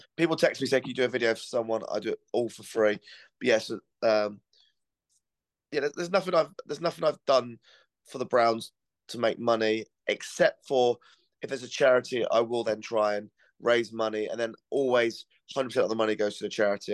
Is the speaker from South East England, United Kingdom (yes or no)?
no; Cornwall, South West England, United Kingdom; I'm from Cornwall